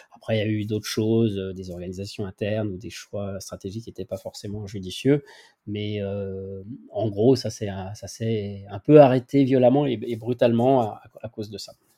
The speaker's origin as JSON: {"language": "French", "town": "Lyon", "region": "Auvergne-Rhône-Alpes", "country": "France", "tie": "born or raised there", "also_born_or_lived": "Rillieux-la-Pape", "said": "je suis originaire de Lyon et je déménage de Lyon à, Rieux, Rieux-la-Pape"}